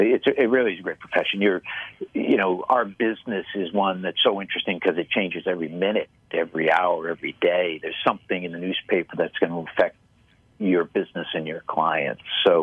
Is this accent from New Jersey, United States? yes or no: no; Boston, Massachusetts, United States; But I grew up in Boston, and he would stand at the front door